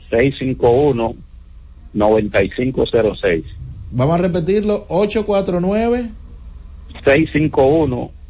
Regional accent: Elías Piña, Dominican Republic; now in Santo Domingo, Dominican Republic; yo soy de Elías Piña, pero estoy aquí en Santo Domingo.

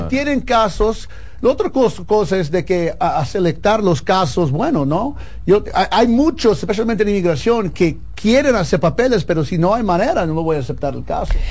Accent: New York, United States; Spanish is a second language; Yo nací en Nueva York, so poco a poco fui prendiendo En la radio allá tengo 15 años trabajando en eso, entonces mi acento es un poco machucado

